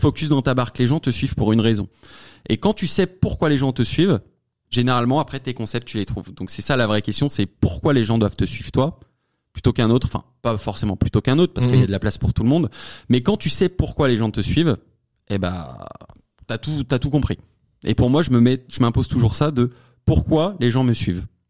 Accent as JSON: {"language": "French", "area": "Savoie", "region": "Auvergne-Rhône-Alpes", "country": "France", "said": "Je viens de la Savoie en plus, je suis savoyard, euh, petit patelin, loin de la ville"}